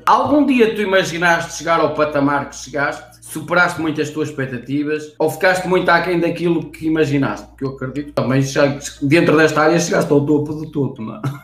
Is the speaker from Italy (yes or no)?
no; São João da Madeira, Aveiro District, Portugal; Eu sou aqui da zona de Espinho, eu sou aqui da zona São João da Madeira